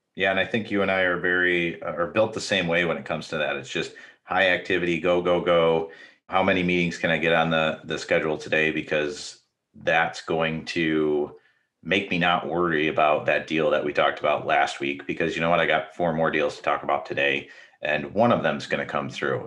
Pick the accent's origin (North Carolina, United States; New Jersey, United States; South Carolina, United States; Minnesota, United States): Minnesota, United States; now in Michigan, United States; I'm actually from Minnesota, even though I live in Michigan